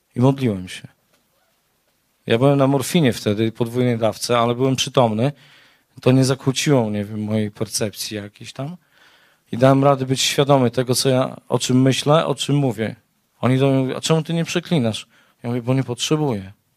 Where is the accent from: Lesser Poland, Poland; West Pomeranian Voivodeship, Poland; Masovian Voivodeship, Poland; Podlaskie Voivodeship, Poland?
Podlaskie Voivodeship, Poland; Białystok; Też jestem z Białegostoku